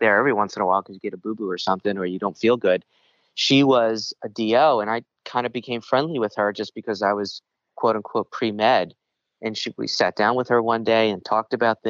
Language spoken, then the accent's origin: English; New York, United States; accent: New York; my New York accent